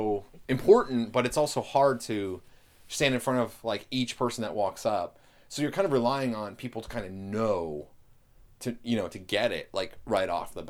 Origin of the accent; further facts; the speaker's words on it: East Coast, United States; I'm from the East Coast.